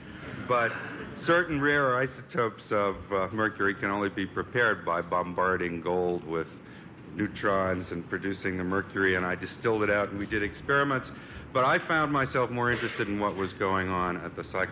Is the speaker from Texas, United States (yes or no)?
no; New York, United States; I was born in New York. I went through the New York public schools.